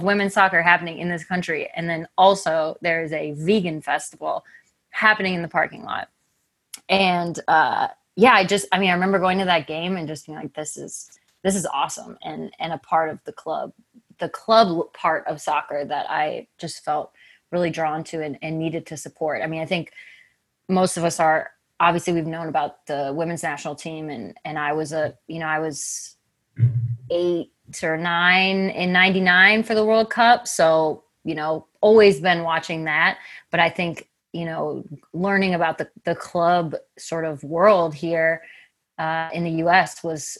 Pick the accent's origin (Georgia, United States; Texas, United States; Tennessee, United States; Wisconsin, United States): Wisconsin, United States; Appleton; moved away as an adult; also born or lived in Los Angeles; now in Chicago, United States; I grew up in Northeast Wisconsin, a quaint little place called Appleton